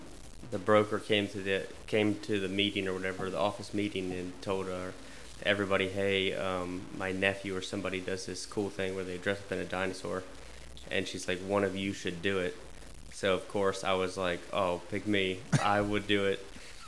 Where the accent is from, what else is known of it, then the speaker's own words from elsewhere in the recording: Winchester, Virginia, United States; also born or lived in Charles Town, West Virginia; So I moved to Winchester when I was two from Charlestown, West Virginia.